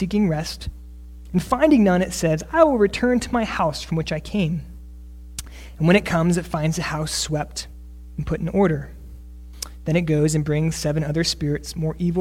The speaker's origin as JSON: {"language": "English", "region": "Northeast", "country": "United States", "also_born_or_lived": "South Texas", "moved": "yes", "said": "I'm from the Northeast"}